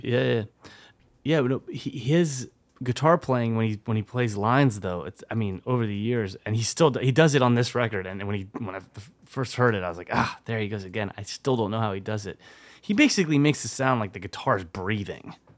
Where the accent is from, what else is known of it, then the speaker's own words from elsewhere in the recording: France; moved away; when I was growing up in France.